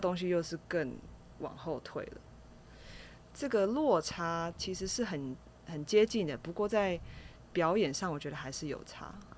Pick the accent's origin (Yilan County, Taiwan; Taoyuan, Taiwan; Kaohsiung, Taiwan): Kaohsiung, Taiwan; 我是高雄人